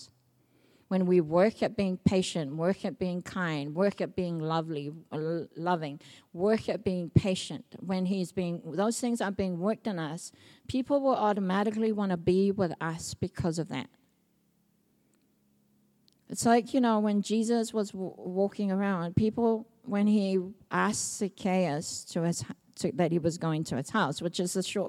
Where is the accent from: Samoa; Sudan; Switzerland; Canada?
Samoa; now in New Zealand; I grew up in Samoa